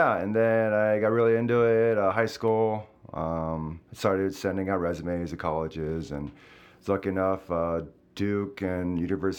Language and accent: English; South Korea; now in United States; I was born in the States, moved to Korea when I was 6